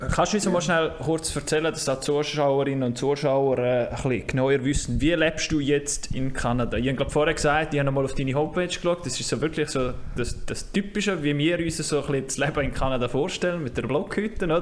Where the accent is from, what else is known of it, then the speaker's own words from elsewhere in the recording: Graubünden, Switzerland; Aber wir Bündner